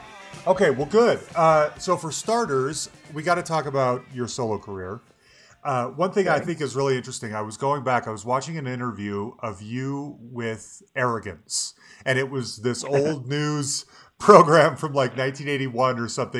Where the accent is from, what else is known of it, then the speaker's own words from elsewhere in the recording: Salt Lake City, Utah, United States; moved away as an adult; now in Denver, United States; I grew up in Salt Lake City. I'm from Salt Lake City.